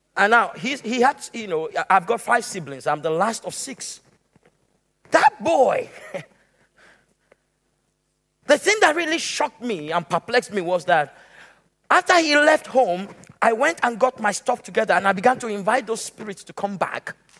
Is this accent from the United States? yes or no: no; Nigeria; moved away; also born or lived in Lagos, Nigeria; I left the city of Lagos and went to my hometown